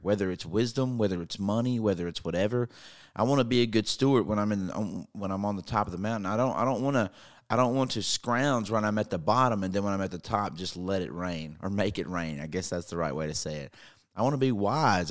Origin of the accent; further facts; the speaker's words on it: North Mississippi, United States; I'm from North Mississippi, and we don't see snow very much